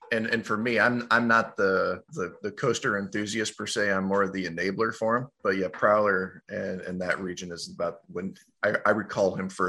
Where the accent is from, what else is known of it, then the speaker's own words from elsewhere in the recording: Florida, United States; moved away; I grew up in Florida